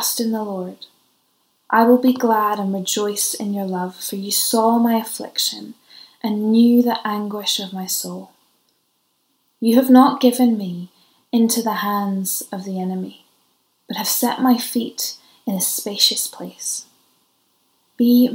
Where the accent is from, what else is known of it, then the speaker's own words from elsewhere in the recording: Ireland; because I'm Irish, so I always travel with my own source of tea